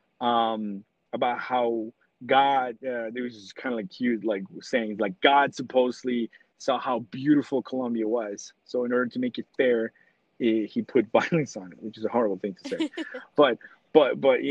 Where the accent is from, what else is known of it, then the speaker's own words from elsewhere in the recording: New York City, New York, United States; I'm from New York City